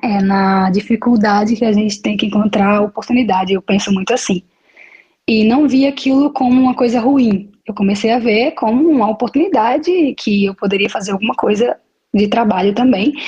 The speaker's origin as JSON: {"language": "Portuguese", "town": "Maceió", "region": "Alagoas", "country": "Brazil", "moved": "yes", "lives_now": "Milan, Italy", "said": "Eu sou de Maceió, ok? E não moro em Maceió, eu moro no exterior, mas todos os anos eu venho, venho visitar minha família"}